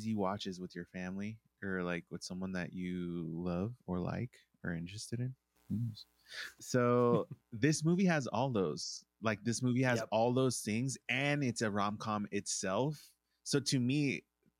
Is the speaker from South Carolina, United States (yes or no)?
no; Los Angeles, California, United States; living in Los Angeles, growing up in Los Angeles